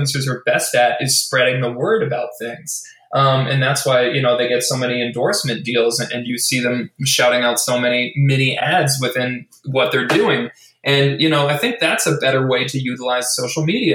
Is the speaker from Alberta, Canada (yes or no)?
yes; Edmonton, Alberta, Canada; now in Vancouver, Canada; my hometown of Edmonton, Alberta, obviously here in Vancouver, Canada